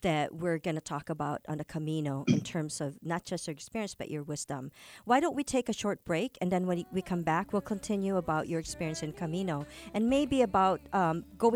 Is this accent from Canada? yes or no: no; Philippines; moved away; also born or lived in California; a Filipino, having grown up in the Philippines